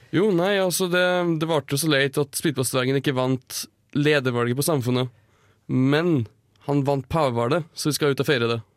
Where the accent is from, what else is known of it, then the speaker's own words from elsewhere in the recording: Numedal, Buskerud, Norway; jeg kommer fra Numedal. Og vi er immune mot tuberkulose